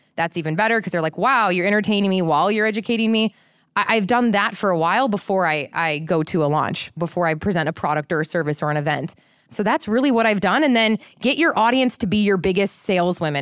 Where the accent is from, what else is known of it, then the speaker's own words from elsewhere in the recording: Midwest, United States; moved away; I'm from the Midwest.